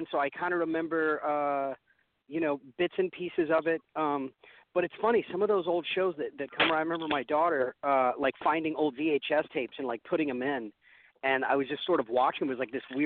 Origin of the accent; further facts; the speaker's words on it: Oklahoma, United States; moved away; I grew up in Oklahoma. I was born in Oklahoma